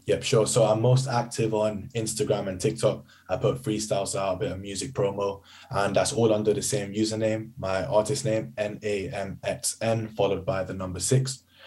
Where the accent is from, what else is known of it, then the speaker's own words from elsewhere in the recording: United Kingdom; I'm British Asian